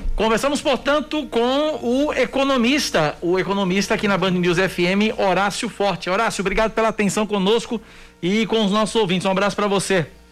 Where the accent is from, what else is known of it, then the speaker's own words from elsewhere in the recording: João Pessoa, Paraíba, Brazil; sou de João Pessoa.